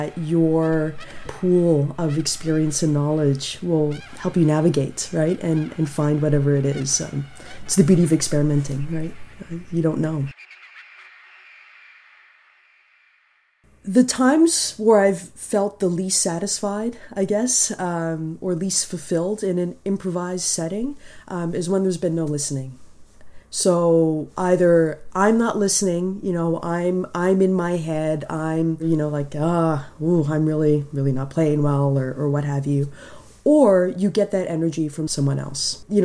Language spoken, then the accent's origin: English; Toronto, Ontario, Canada; now in New Brunswick, Canada; I was born and raised in Toronto, grew up in Scarborough.